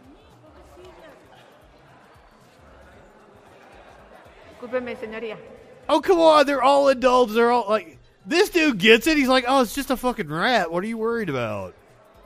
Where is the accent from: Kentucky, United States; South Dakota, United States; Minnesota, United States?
Kentucky, United States; also born or lived in Appalachia; now in Alabama, United States; I am a country boy. I am from Kentucky and I'm sitting in Alabama